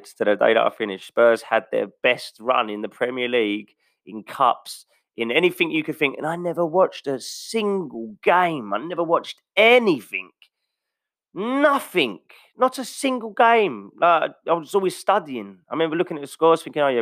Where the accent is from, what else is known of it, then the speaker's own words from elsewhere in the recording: England, United Kingdom; as an Englishman